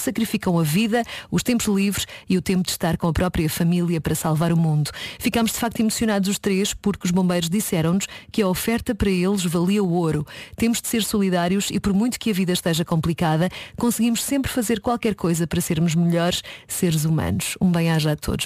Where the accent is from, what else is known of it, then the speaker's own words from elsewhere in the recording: Montijo, Setúbal, Portugal; a sorte é do Montijo, a minha terra